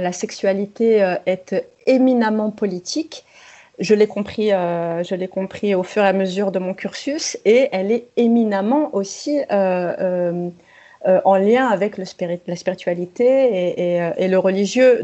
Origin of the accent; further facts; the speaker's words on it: France; je suis née, j'ai grandi en France